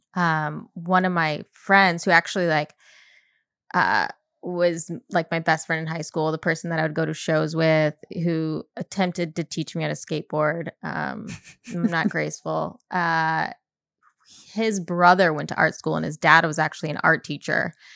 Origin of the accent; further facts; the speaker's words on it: Chelsea, Michigan, United States; moved away as an adult; also born or lived in Boston / Detroit; now in Los Angeles, United States; I'm at, right outside Ann Arbor, I'm from Chelsea, it's a small town.